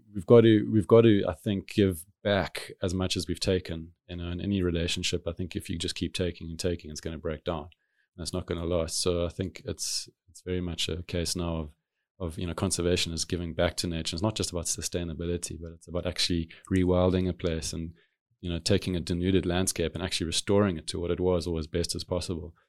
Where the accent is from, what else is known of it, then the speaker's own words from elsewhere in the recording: Cape Town, Western Cape, South Africa; being a city kid, growing up in a city of Cape Town